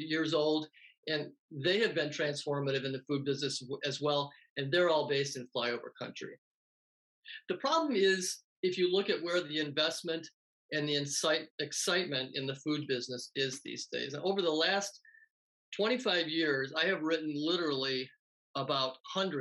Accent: Wisconsin, United States; growing up in Wisconsin

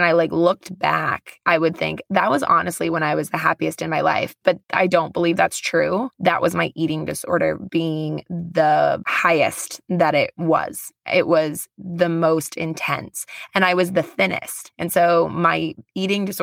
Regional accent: Las Vegas, Nevada, United States; moved away as an adult; also born or lived in Boise; I grew up in Las Vegas.

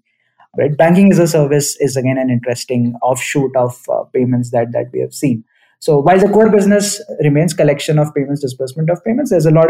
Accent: New Delhi, Delhi, India; I grew up in New Delhi in India.

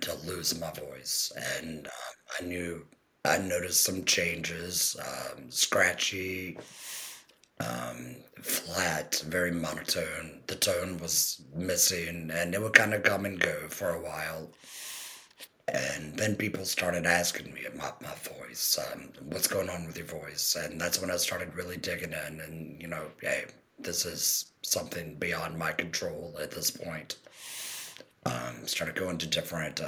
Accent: Crofton, Maryland, United States; I'm from Crofton, Maryland

